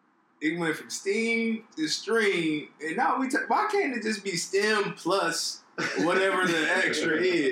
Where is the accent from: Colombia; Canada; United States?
United States; North Carolina; I'm from North Carolina.